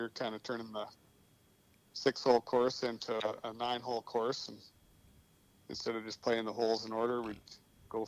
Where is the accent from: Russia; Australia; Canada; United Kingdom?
Canada; Saskatchewan; we grew up in Hallbright